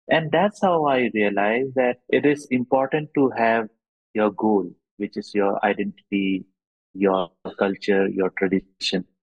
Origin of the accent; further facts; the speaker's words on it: Bomdila, Arunachal Pradesh, India; born there; also born or lived in Assam / Bengal / Delhi / Mumbai; I was born in Arunachal in this beautiful place called Bomdila, which is near Tawang. And I studied in Arunachal for some time and also studied in Assam for some time later on Bengal and, and Delhi and Mumbai later on.